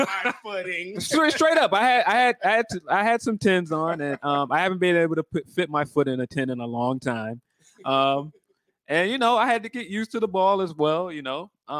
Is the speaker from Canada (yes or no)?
no; Midwest, United States; I'm from the Midwest